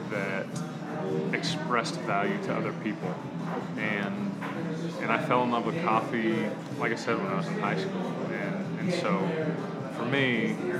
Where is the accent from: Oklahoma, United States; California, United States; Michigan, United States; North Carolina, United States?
Oklahoma, United States; Tulsa; also born or lived in Chicago / Kansas City; I grew up here. It's my hometown